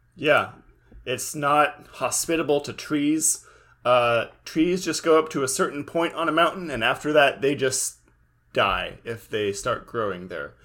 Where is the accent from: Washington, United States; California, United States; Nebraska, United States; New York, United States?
California, United States; I'm from California too